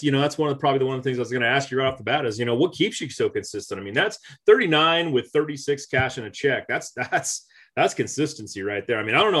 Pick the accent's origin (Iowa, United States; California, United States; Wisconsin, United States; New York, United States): California, United States; I'm from California. I'm out here in Northern California